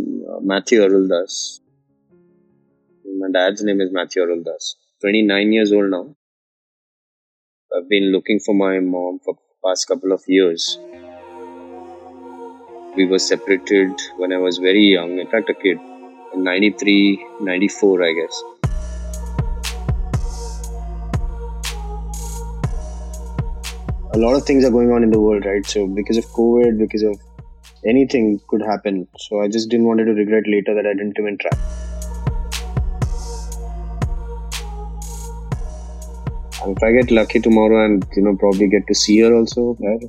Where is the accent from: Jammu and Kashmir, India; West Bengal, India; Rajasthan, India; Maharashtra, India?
Maharashtra, India; Mumbai; I was born in 1992 in Bombay, in Borivali